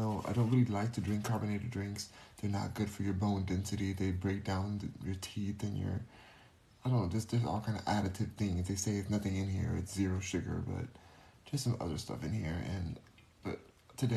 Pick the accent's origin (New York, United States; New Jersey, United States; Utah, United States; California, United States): California, United States; I'm a Californian